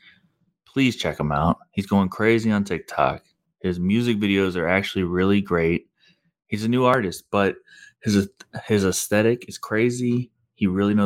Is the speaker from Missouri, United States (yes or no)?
yes; Missouri, United States; I'm from Missouri